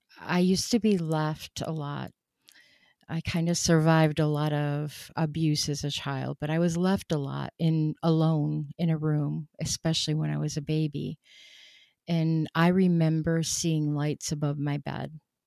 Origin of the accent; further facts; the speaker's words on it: Rochester, New York, United States; born there; I was born in Rochester, New York, 1963. We moved several times in my life.